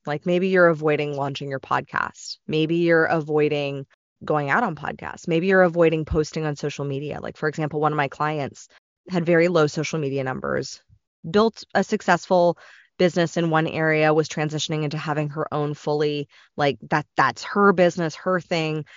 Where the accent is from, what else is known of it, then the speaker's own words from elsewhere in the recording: Los Angeles, California, United States; growing up in Los Angeles